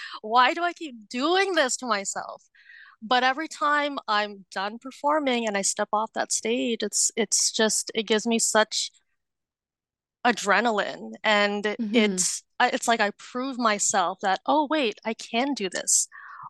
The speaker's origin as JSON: {"language": "English", "country": "Philippines", "said": "And we are Filipino, and so we have these huge celebrations when we turn 18. It's called a debut."}